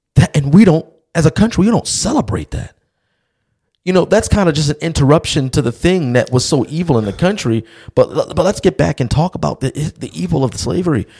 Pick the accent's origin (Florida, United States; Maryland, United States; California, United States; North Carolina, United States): Maryland, United States; Baltimore; I'm from Baltimore